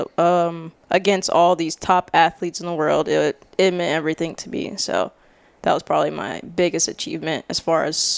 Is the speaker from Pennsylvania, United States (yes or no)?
no; Jacksonville, Florida, United States; also born or lived in Tallahassee, Florida; I am originally from Tallahassee, but grew up here in Jax. And yeah, that's me. … Tallahassee, Jacksonville.